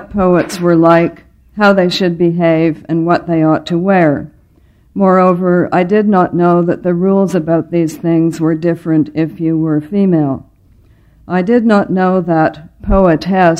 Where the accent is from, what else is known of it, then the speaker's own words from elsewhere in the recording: Ottawa, Ontario, Canada; I was born on November the 18th, 1939, in the Ottawa General Hospital